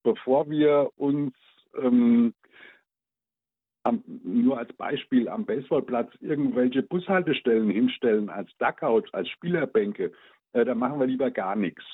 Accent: Odenwald, Germany; bei uns im Odenwald gab es keine Amis

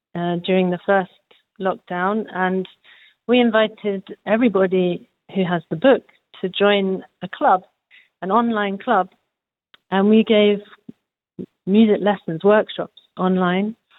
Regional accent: London, United Kingdom; moved away as an adult; now in Hanover, Germany; I come from London in England.

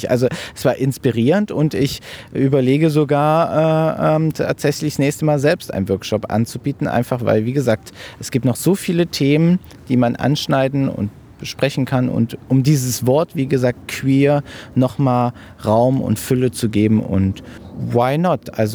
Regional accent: Marburg, Hesse, Germany; Ich bin …, Podologe und ich komme aus Marburg.

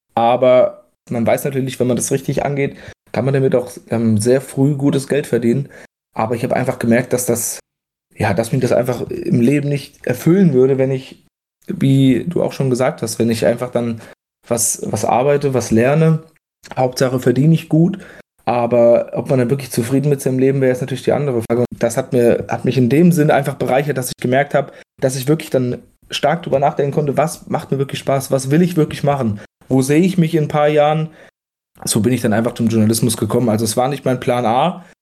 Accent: near Giessen, Vogelsberg, Hesse, Germany; moved away as an adult; now in Darmstadt, Germany; Ich komme ja ursprünglich aus der Nähe von Gießen, aus dem Vogelsberg

